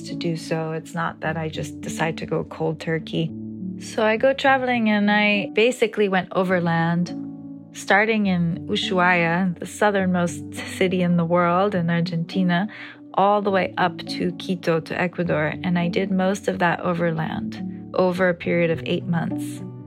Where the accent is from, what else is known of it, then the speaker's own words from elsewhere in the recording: New York, United States; I grew up in New York, the United States, to Brazilian and Greek parents